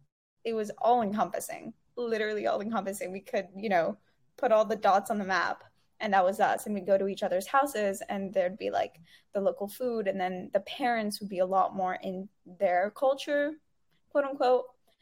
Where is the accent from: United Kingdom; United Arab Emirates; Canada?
United Arab Emirates; Dubai; growing up in Dubai, it wasn't only being exposed to like a quote unquote Arab culture, it was being exposed to so many cultures because everyone is from everywhere